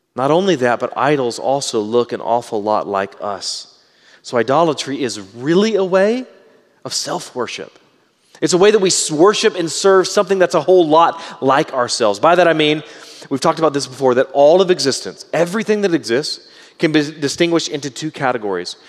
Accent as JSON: {"language": "English", "region": "Southeast Texas", "country": "United States", "tie": "born or raised there", "said": "I was raised in Southeast Texas."}